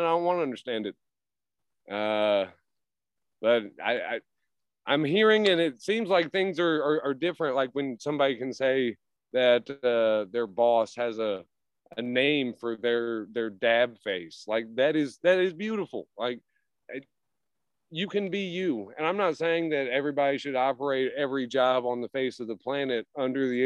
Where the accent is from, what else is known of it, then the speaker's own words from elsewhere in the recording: Tennessee, United States; I was born and raised here.